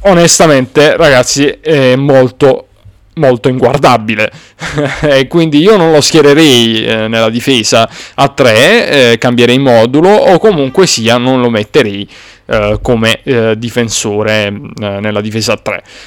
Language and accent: Italian; Apulia, Italy; non sono barese come avrete notato, però va bene. Sono pugliese comunque